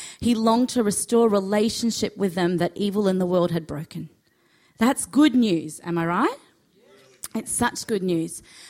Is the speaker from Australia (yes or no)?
yes; Australia